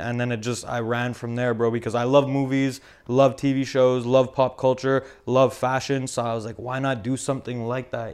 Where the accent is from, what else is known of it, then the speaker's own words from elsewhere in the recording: Montreal, Quebec, Canada; I grew up in Verdun